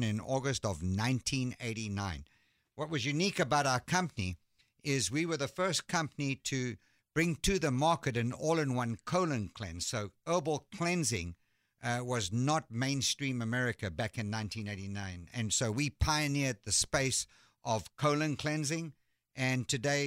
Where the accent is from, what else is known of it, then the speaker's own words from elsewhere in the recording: South Africa; moved away as an adult; also born or lived in London, United Kingdom; now in Dallas, United States; I was born in London, and my family moved to South Africa when I was 3 years old